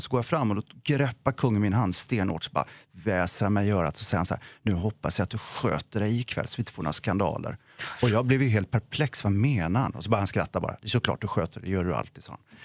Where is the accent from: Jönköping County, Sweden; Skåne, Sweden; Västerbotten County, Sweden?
Jönköping County, Sweden; Vetlanda; jag är själv från Vetlanda